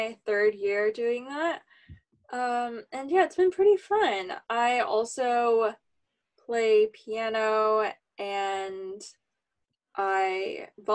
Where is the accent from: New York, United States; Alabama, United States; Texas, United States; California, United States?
California, United States; we're from California